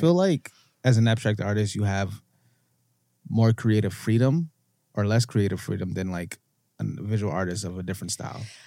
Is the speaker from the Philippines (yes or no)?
no; Canada; also born or lived in United States; being an American and growing up in Canada